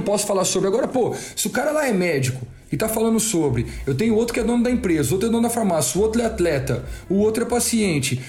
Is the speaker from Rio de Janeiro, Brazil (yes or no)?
no; Ribeirão Preto, São Paulo, Brazil; Sou daqui do interior de São Paulo, de Ribeirão Preto